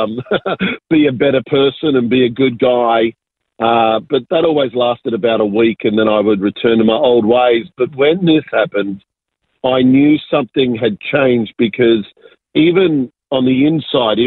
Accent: Sydney, New South Wales, Australia; also born or lived in Argentina; I was born in Argentina, so I'm South American, but immigrated when I was very young and really grew up in southwest Sydney in a beautiful little suburb called Ingleburn. So that's where I grew up.

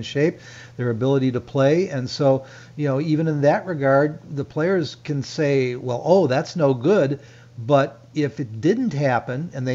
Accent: Chicago, Illinois, United States; As a child growing up in Chicago in the late 50s and 60s

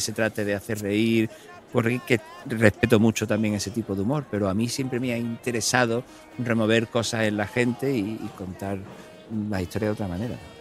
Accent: Cádiz, Andalusia, Spain; also born or lived in Ireland; yo soy muy de Cádiz, muy de las chirigota y muy del cachondeo.

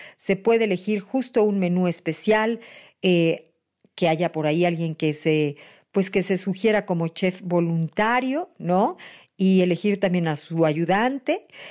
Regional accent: Mexico; los mexicanos, sí, somos

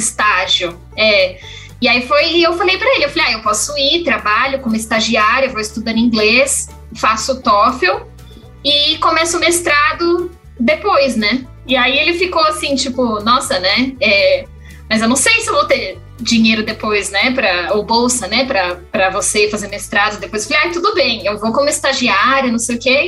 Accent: São Pedro, São Paulo, Brazil; moved away as an adult; also born or lived in Botucatu; now in Oklahoma, United States; eu sou de São Paulo, né? Eu nasci em São Paulo. Quando era criança, é, minha família mudou para o interior, então hoje em dia todo mundo vive numa cidade chamada São Pedro, interiorzinho ali de São Paulo

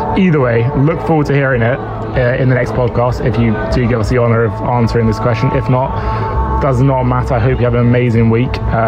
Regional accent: Nottingham, East Midlands, United Kingdom; We're both from Nottingham in England.

